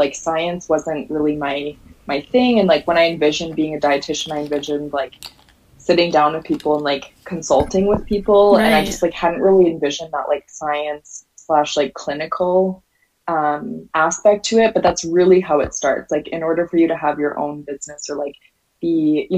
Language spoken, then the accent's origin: English; Calgary, Alberta, Canada; moved away as an adult; also born or lived in Nova Scotia; I'm from Calgary, Alberta, and for some reason I decided that like I just wanted to change my whole life, and I wanted to get like as far away from like my hometown and like my high school as possible